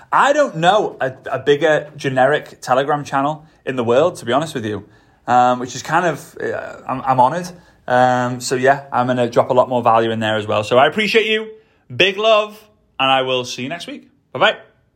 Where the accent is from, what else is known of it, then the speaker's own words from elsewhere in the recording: Liverpool, North West England, United Kingdom; accent: Scouse; my Scouse accent